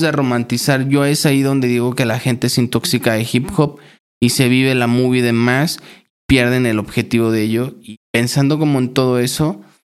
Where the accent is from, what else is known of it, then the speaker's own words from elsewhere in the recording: Chignahuapan, Puebla, Mexico; Estuve trabajando en un bachillerato allá en mi ciudad, en Chignahuapan